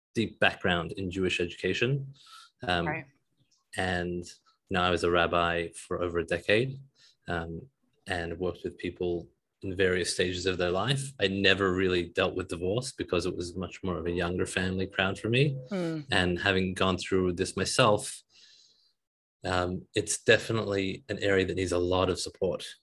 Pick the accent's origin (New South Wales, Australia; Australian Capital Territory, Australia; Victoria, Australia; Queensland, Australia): New South Wales, Australia; Sydney; now in Detroit, United States; I come from Sydney, Australia, currently living in Detroit.